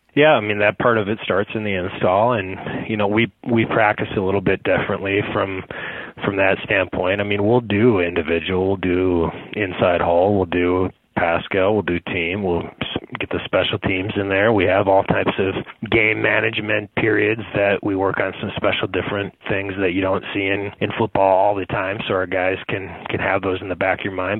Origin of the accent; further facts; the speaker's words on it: near St. Paul, Minnesota, United States; a school kind of near my hometown, Concordia in St. Paul, Minnesota